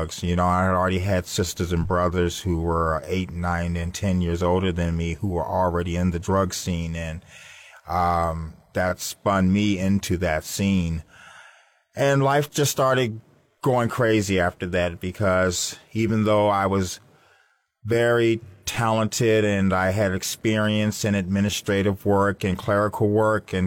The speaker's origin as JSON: {"language": "English", "town": "Washington", "region": "District of Columbia", "country": "United States", "moved": "yes", "lives_now": "Florida, United States", "said": "I'm from Washington, D.C., and I come from a large family, two loving parents"}